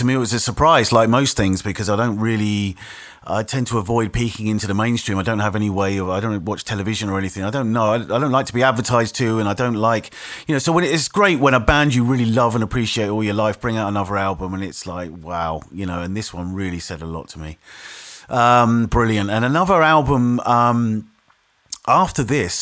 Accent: Isle of Wight, South East England, United Kingdom; my hometown on the Isle of Wight

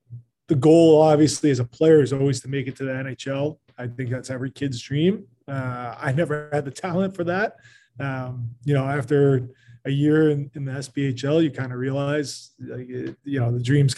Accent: Long Island, New York, United States; moved away as an adult; So I'm from Long Island, New York, originally. Grew up playing there, double-A hockey all through my high school years.

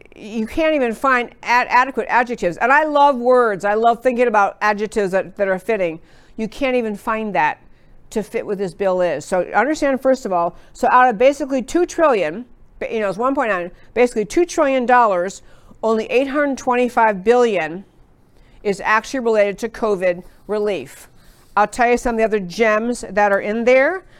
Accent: Texas, United States; I'm from Texas

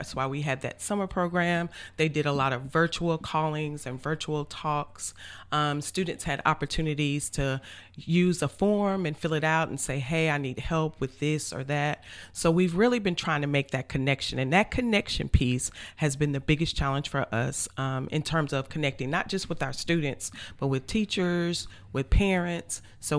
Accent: Atlanta, Georgia, United States; also born or lived in Bronx, New York; Yeah, my parents moved up there after they graduated from college, and they moved to New York, so that's where I was born. And eventually, you know, we moved to Atlanta, Georgia, and that's where my parents live now.

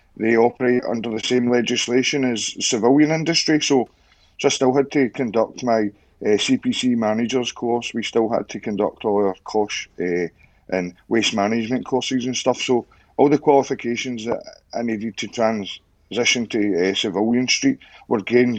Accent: Clydebank, Scotland, United Kingdom; moved away as an adult; also born or lived in York / Cyprus; I was born and raised in Clybank, which is just across the other side of the Erskine Bridge.

